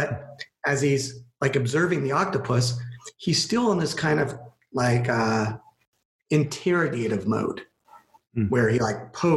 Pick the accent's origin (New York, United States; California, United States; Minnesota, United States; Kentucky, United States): California, United States; I am from California